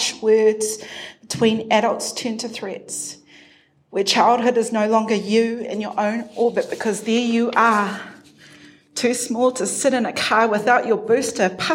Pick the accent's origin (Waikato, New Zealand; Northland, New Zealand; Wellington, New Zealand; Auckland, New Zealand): Auckland, New Zealand; first language English; I grew up in Tamaki Makaurau, an urbanized Samoan, Chinese, Māori, Irish girl